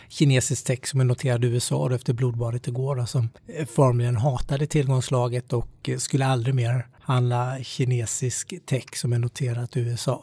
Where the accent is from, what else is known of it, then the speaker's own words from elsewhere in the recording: Småland, Sweden; jag är smålänning